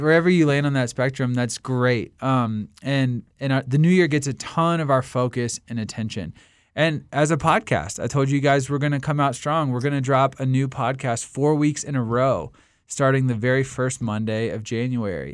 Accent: Washington, District of Columbia, United States; my hometown of Washington, D C.

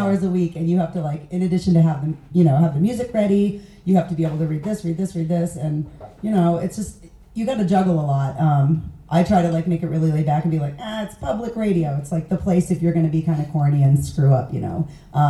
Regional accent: Kansas City, Missouri, United States; Kansas City, Missouri.

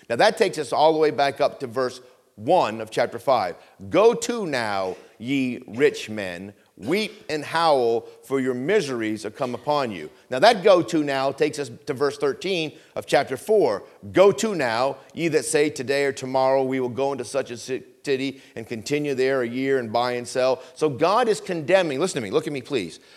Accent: Vermont, United States; I grew up in Vermont

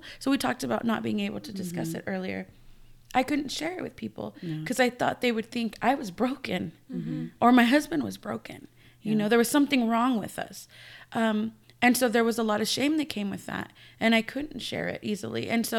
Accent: United States; being Mexican American, we grow up with parents who come from Mexico who started having kids very young and have really big families.

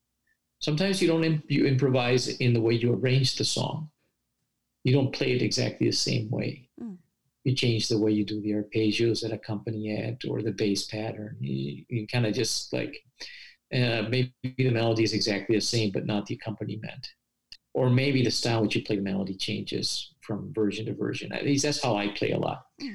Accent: Paraguay; And so that was very noticeable that growing up in Paraguay, you had all these successful musicians of folk music traveling around the world, you know.

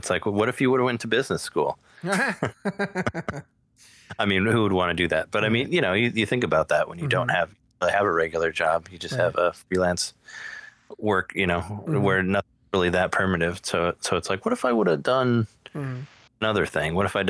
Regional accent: Morden, Illinois, United States; now in Chicago, United States; I'm from Central Illinois. I grew up in Morden, which is by Peoria.

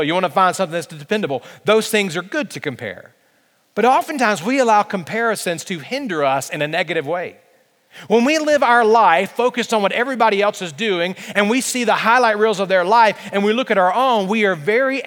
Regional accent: Alabama, United States; I'm from Alabama

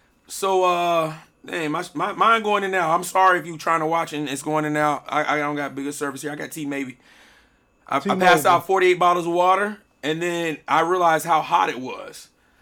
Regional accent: Miami, Florida, United States; I grew up in Miami. I remember.

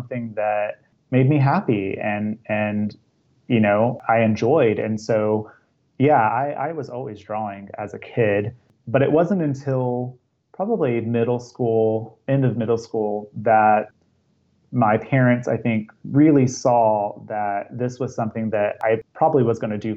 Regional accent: Altus, Oklahoma, United States; also born or lived in Charleston, South Carolina; My family relocated to a small town in Oklahoma, Altus, Oklahoma

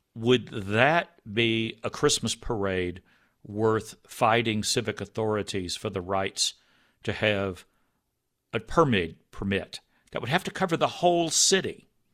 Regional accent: Texas, United States; I grew up in Texas

